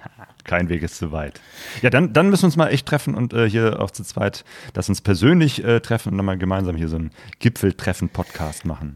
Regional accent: Cologne, North Rhine-Westphalia, Germany; now in Essen, Germany; Also ich bin in Köln geboren, in der Nähe von Köln aufgewachsen.

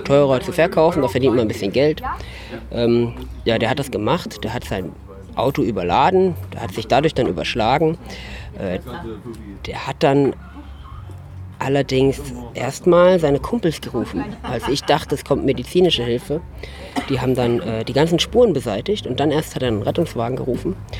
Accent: Wetzlos, Hesse, Germany; Wetzlos, das ist meine Heimat, seit ich vier Jahre alt bin. Und es ist einfach ein kleines Dorf mit ca. 100 Einwohnern im wunderbaren Haunetal

